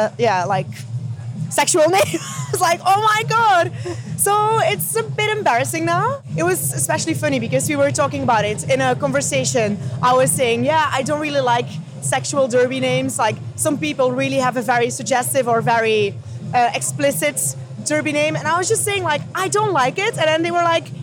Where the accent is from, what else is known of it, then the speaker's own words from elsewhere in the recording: Belgium; English is a second language; moved away as an adult; now in London, United Kingdom; I'm not native English, so I'm from Belgium